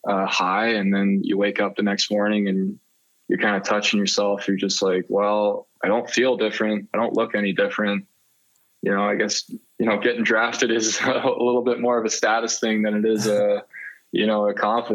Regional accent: Mississauga, Ontario, Canada; moved away; someone I grew up with back in Mississauga

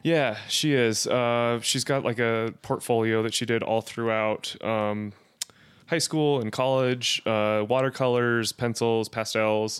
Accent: Blackfoot, Idaho, United States; moved away; also born or lived in Arizona; growing up in Idaho, it was very small. Uh, I think the population of Blackfoot at that time was, like, eight thousand people

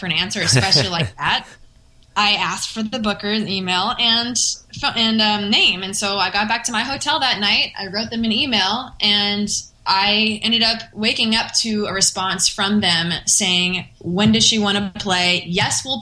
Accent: San Diego, California, United States; born or raised there; moved away as an adult; now in Nashville, United States

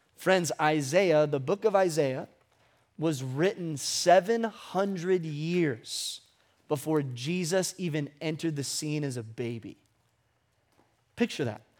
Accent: Ventura, California, United States; I was born in Ventura Memorial Hospital on January nineteenth, nineteen ninety-two

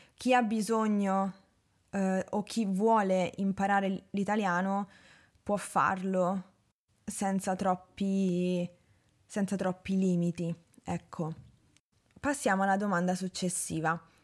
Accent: Rome, Lazio, Italy; also born or lived in Norway; Sì, sono nata a Roma.

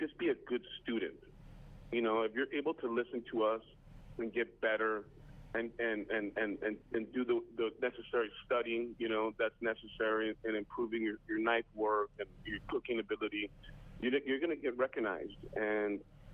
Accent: El Paso, Texas, United States; moved away; my hometown of El Paso, Texas

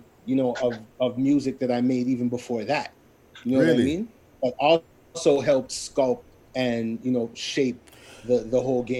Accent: St. Louis, Missouri, United States; We're all from Falstaff, you know what I mean?

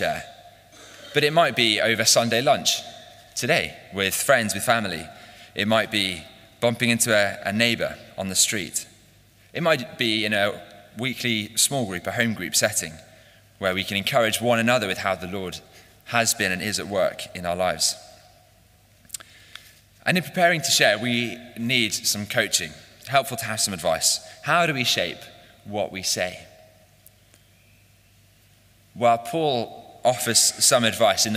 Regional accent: Chatham, South East England, United Kingdom; I was born in Chatham, Kent, and I was educated in the south

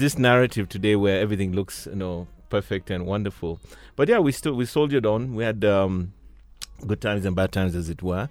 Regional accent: Mombasa, Mombasa County, Kenya; I was born and raised in, well, not born, but I grew up in Mombasa

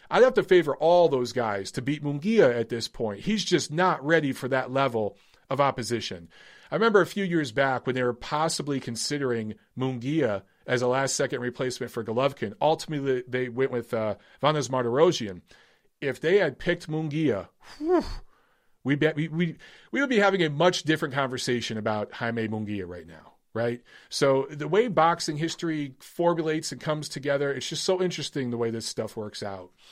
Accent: Michigan, United States; I'm from Michigan

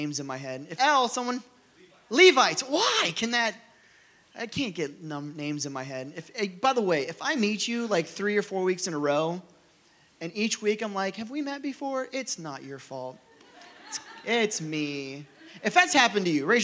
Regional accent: Rogers, Ohio, United States; where I grew up in Rogers, Ohio

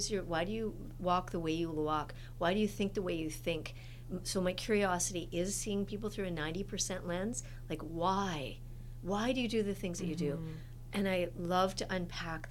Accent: Edmonton, Alberta, Canada; I grew up in Edmonton, Alberta

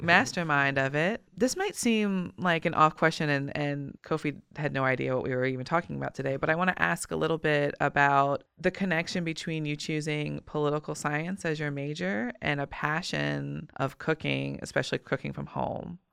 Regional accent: Richmond, Virginia, United States; my hometown and community

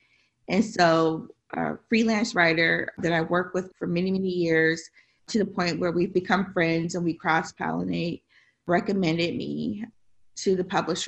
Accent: Tennessee, United States; also born or lived in Chicago, United States / Detroit, United States; I was born in Chicago, and I started school in Detroit after the riots, or I should say the uprisings. And then I went to school, junior high and high school, in Tennessee.

